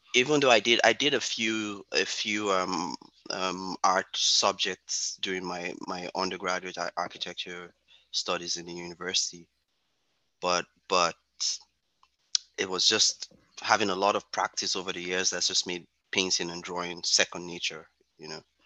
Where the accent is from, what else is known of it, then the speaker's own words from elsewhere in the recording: Lagos, Nigeria; now in Nova Scotia, Canada; I grew up in the bustling city of Lagos